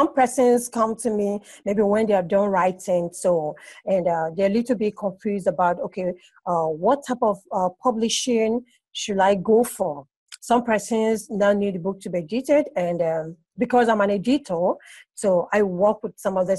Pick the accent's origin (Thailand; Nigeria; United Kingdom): Nigeria; Abia; also born or lived in Port Harcourt, Nigeria; now in Lagos, Nigeria; I'm from Abe State in Nigeria. But presently, I stay in Lagos, Nigeria